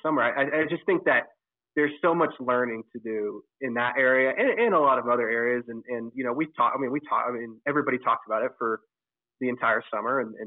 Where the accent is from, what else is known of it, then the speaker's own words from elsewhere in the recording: Oklahoma, United States; growing up in Oklahoma